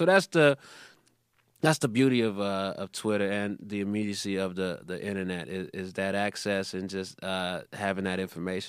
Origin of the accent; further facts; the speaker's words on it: Chicago, Illinois, United States; Yeah, I'm from Chicago.